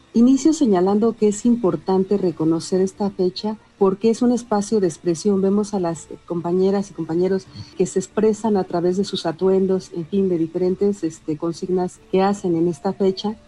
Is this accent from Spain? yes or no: no; Mexico; el arraigo que tenemos como sociedad mexicana